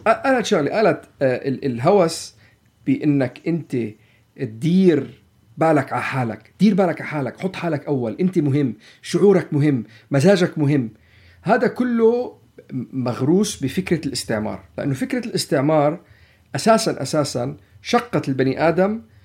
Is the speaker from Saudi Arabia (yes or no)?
no; Palestine; نحن كفلسطينية نحن كعرب نحن كمسلمين